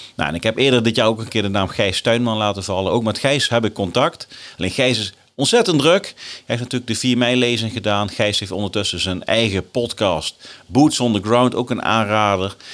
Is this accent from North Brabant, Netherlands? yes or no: no; Nijmegen, Gelderland, Netherlands; in Nijmegen, mijn geboortestad